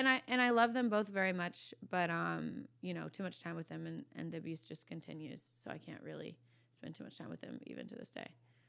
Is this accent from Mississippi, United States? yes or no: no; Virginia Beach, Virginia, United States; No, I'm from Virginia originally. Virginia Beach, yeah.